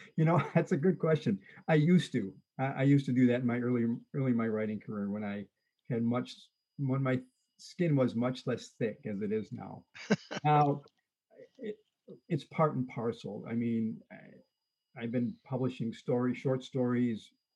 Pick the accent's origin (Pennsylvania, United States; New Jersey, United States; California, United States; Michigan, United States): Michigan, United States; Detroit; now in central Michigan, United States; I grew up in Detroit